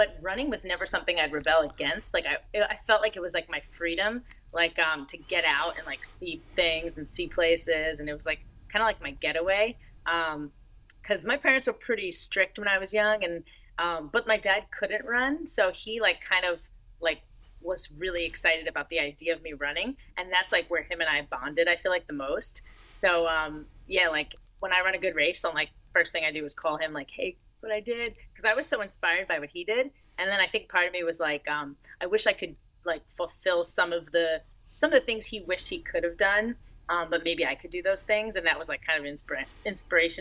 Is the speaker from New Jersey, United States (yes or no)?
yes; Marlboro, New Jersey, United States; moved away as an adult; also born or lived in Florida; now in Orlando, United States; She went to my high school in New Jersey because I grew up in New Jersey from like 7 to 18.